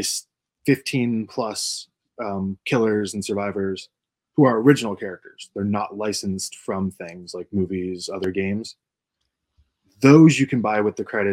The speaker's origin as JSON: {"language": "English", "region": "Pennsylvania", "country": "United States", "tie": "born or raised there", "said": "I was born in Pennsylvania with a coal breaker, like abandoned one, was behind my house"}